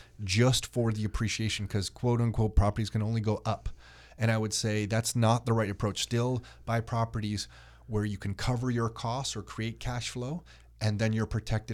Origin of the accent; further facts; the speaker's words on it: Newmarket, Ontario, Canada; I mean, I grew up in Newmarket. I can't believe how the prices are now.